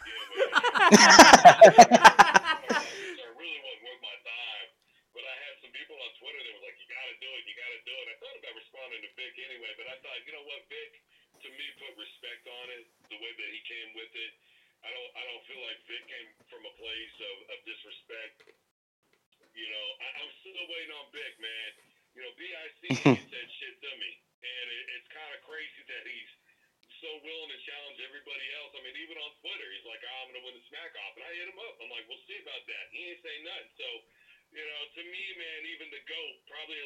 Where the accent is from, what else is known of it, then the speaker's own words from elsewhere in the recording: Wichita, Kansas, United States; also born or lived in Omaha / Oklahoma City / United Kingdom; now in Arkansas, United States; That is my hometown. That's where I'm from